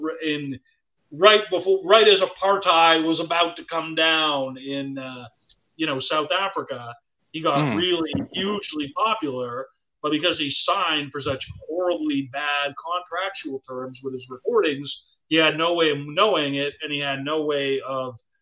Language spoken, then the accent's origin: English; Canada; I'm Canadian